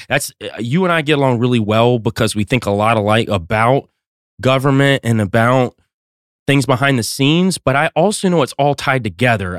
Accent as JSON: {"language": "English", "region": "North Georgia Mountains", "country": "United States", "said": "I'm from North Georgia Mountains"}